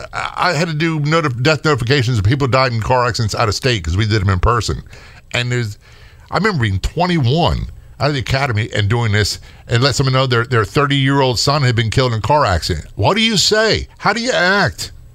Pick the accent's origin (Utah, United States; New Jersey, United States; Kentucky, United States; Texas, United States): New Jersey, United States; moved away; I was born in North Jersey